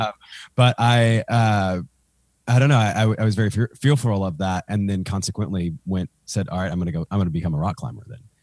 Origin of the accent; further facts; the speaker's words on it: Nashville, Tennessee, United States; I'm from Nashville, Tennessee